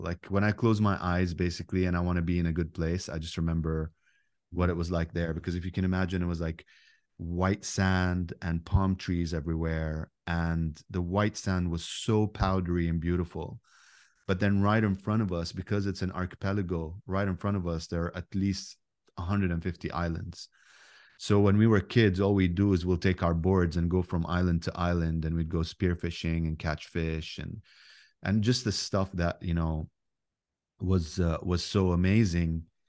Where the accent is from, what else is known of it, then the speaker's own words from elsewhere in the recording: Abu Dhabi, United Arab Emirates; But Dubai is just a city in the United Arab Emirates, and Abu Dhabi is actually the capital where I grew up. And when we grew up, it was just a big, powerful village